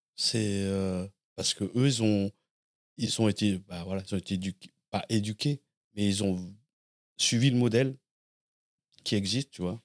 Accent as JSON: {"language": "French", "town": "Blanquefort", "region": "Nouvelle-Aquitaine", "country": "France", "tie": "born or raised there", "also_born_or_lived": "Lormont", "moved": "as an adult", "lives_now": "Paris, France", "said": "je suis né à Lormont, euh, en Gironde, et j'ai grandi à Blanquefort, près de, dans la banlieue de, Bordeaux"}